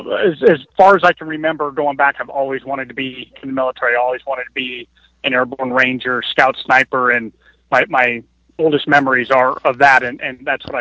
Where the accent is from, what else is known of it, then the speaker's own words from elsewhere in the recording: Denver, Colorado, United States; moved away as an adult; now in Alaska, United States; I was born in Denver, Colorado, and I lived there the majority of my life until I left for the Army shortly after my 19th birthday.